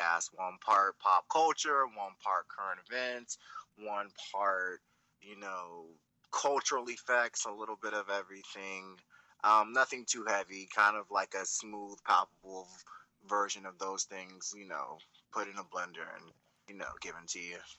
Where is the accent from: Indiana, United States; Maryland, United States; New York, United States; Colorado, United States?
Maryland, United States; Potomac; now in Virginia Beach, United States; I'm originally from Potomac, Maryland, but I currently live in Virginia Beach. It's a suburb in the southern part of the state of Virginia.